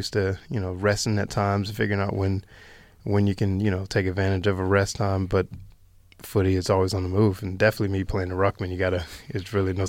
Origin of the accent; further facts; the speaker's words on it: Winston-Salem, North Carolina, United States; Yeah, I'm from Winston-Salem, North Carolina, which is only about 45 minutes from Charlotte.